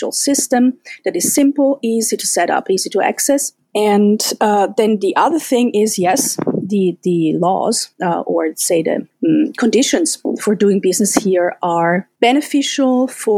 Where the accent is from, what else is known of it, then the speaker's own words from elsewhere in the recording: Austria; first language German; English is a second language; also born or lived in Germany / United Kingdom / France / Spain; now in Estonia; I was born in Austria, so I'm a German speaker